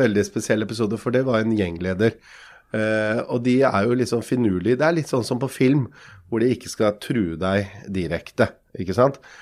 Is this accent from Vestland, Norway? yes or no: no; Lier, Buskerud, Norway; Jeg er jo fra Lie like ved Drammen.